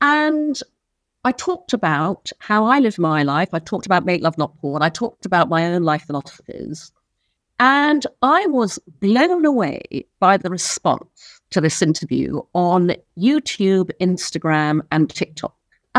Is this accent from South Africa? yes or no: no; Brunei; also born or lived in United Kingdom; I was born in the UK, but when I was six, we moved to Brunei in Borneo, so I grew up in Asia.